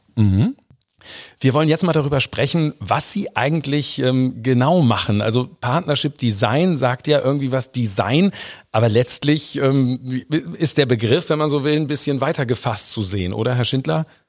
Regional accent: Hamburg, Germany; wir Hamburger

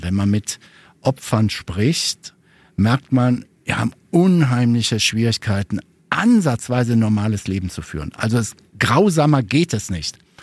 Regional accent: Ruhr area, North Rhine-Westphalia, Germany; ich komme ja aus dem Ruhrgebiet

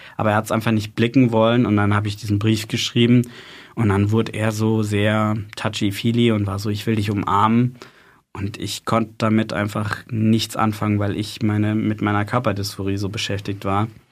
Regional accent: Freiburg, Baden-Württemberg, Germany; now in Heidelberg, Germany; ich bin in Freiburg aufgewachsen, bin für meine Ausbildung zum Krankenpfleger nach Heidelberg gezogen

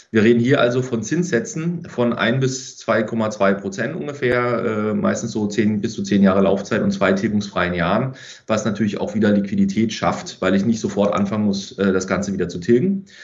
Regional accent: Freiburg im Breisgau, Baden-Württemberg, Germany; Ich kenne also auch aus meiner Heimat, komme ursprünglich aus Freiburg im Breisgau

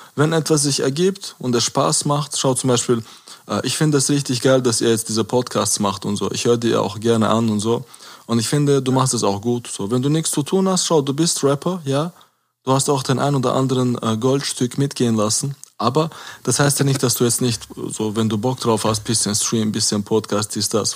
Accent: Caucasus, Chechnya, Russia; now in Germany; Kaukasus und Tschechien, wo ich herkomme

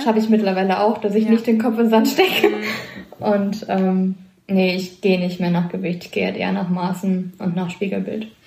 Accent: Kevelaer, North Rhine-Westphalia, Germany; komme vom Niederrhein aus Kevela

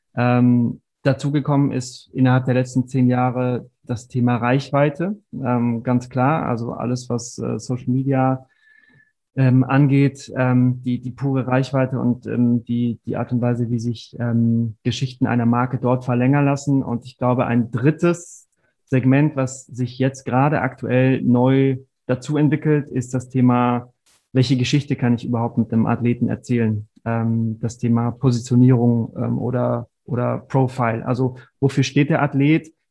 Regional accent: Stuttgart, Baden-Württemberg, Germany; moved away; also born or lived in Mainz; Ich bin äh, in Stuttgart geboren und aufgewachsen

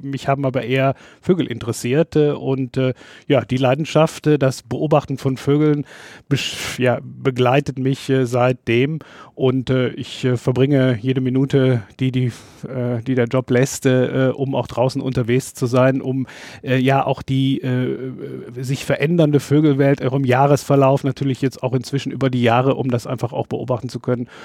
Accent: North Rhine-Westphalia, Germany; in dem Dorf, wo ich aufgewachsen bin

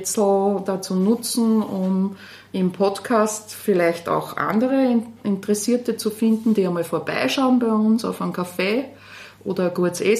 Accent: Linz, Upper Austria, Austria; moved away as an adult; also born or lived in Salzburg; bin geboren in Linz und aufgewachsen in Linz, Stahlstadtkind und bin dann nach Salzburg gegangen, habe dort Publizistik und Politikwissenschaft studiert.

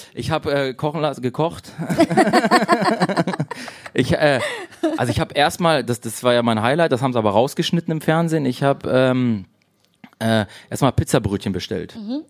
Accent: Gifhorn, Lower Saxony, Germany; moved away as an adult; now in Berlin, Germany; Gifhorn, wo ich herkomme

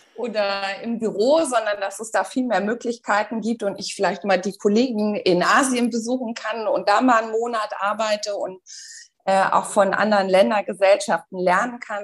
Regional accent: Berlin, Germany; moved away as an adult; also born or lived in Dubai; Ich komme ursprünglich aus Berlin, also bin auch wirklich geboren, aufgewachsen, habe äh, dort auch BWL studiert

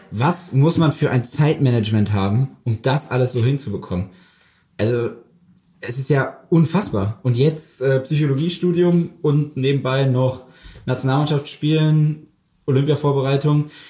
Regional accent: Mannheim, Baden-Württemberg, Germany; Also ich bin auch in Mannheim aufgewachsen

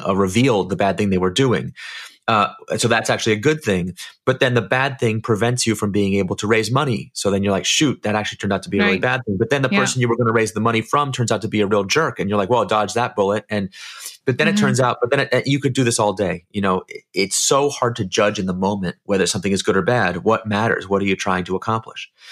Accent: San Francisco, California, United States; I'm from San Francisco

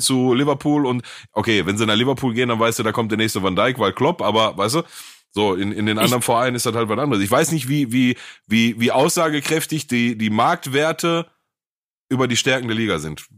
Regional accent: Gelsenkirchen, North Rhine-Westphalia, Germany; ich komme aus Gelsenkirchen

